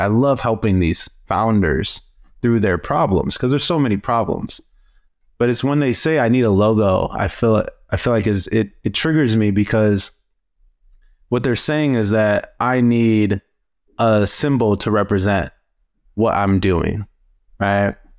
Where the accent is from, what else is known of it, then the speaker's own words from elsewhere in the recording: Cleveland, Ohio, United States; I am from Cleveland, Ohio.